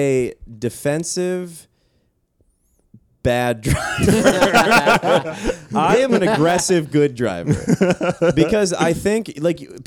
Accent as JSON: {"language": "English", "region": "Maryland", "country": "United States", "tie": "born or raised there", "said": "I grew up on the Chesapeake Bay, so the bay is right outside"}